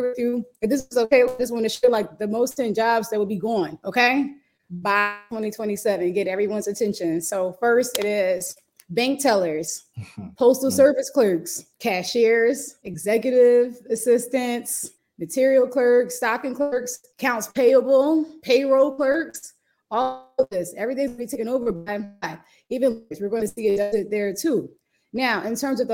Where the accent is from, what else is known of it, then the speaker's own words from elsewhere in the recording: Jamaica; I'm Jamaican